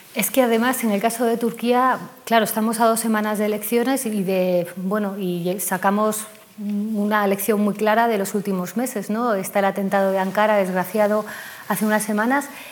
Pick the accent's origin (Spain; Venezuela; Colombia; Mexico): Spain; como sociedad española